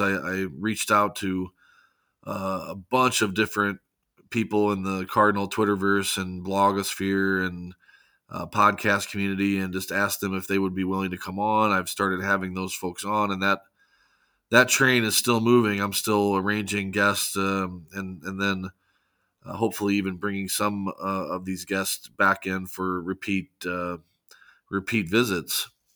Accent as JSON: {"language": "English", "town": "St. Louis", "region": "Missouri", "country": "United States", "tie": "born or raised there", "said": "born and raised in Saint Louis, uh, Missouri"}